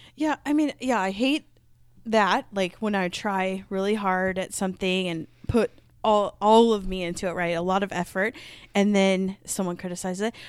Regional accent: Midwest, United States; accent: Midwest; my Midwest accent

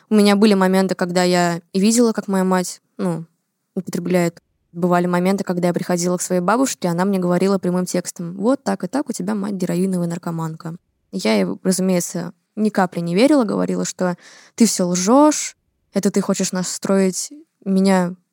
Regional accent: Saint Petersburg, Russia; мне 18 лет, я из Санкт-Петербурга

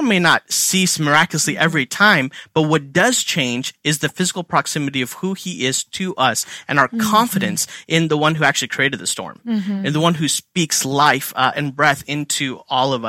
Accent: India; now in Philadelphia, United States; I'm Indian

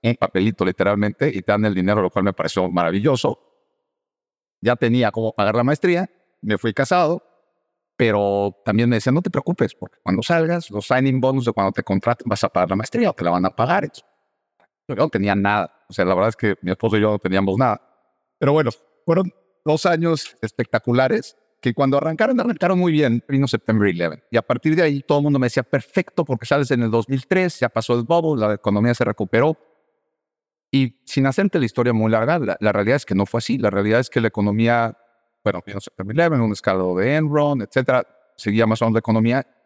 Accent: Mexico; moved away as an adult; also born or lived in El Salvador / Colombia; now in United States; Yo soy de México, originario, pero he vivido en varios países. Entonces, he vivido en Estados Unidos, Salvador, Colombia, vuelta a México y ahora de vuelta a Estados Unidos.

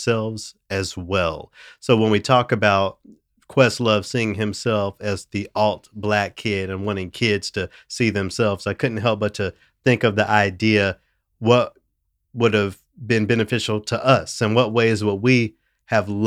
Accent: Memphis, Tennessee, United States; I'm from Memphis. I'm from a majority black city

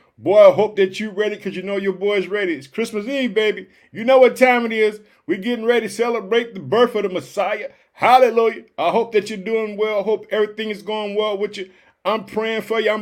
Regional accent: Illinois, United States; also born or lived in Chicago; in the state of Illinois, which is my home state. I reside in the city of Chicago

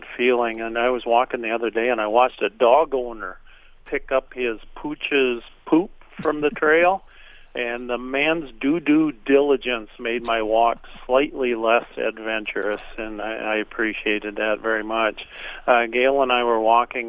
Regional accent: Minnesota, United States; being an American, I guess a Minnesotan

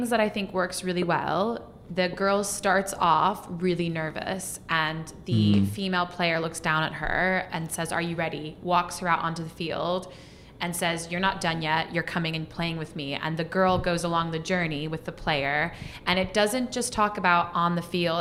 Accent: United States; being an American

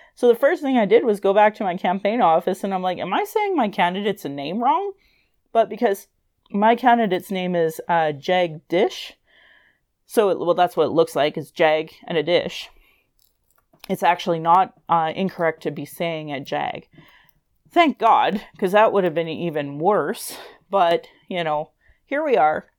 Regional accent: Calgary, Alberta, Canada; I was born in Calgary

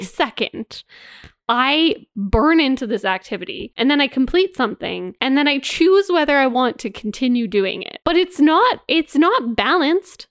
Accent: Canada; me and you growing up in Canada

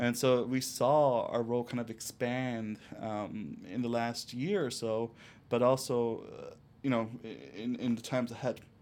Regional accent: Chicago, Illinois, United States; also born or lived in Cicero, Illinois; I grew up in La Villita, Little Village, and Cicero

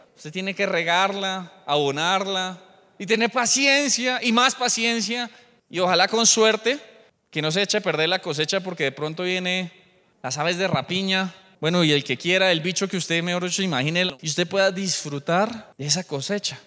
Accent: Colombia; somos gentiles colombianos

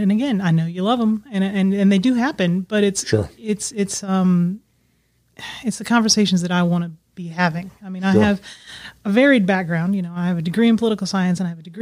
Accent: Alaska, United States; also born or lived in Bahrain; now in Arkansas, United States; I grew up in Alaska

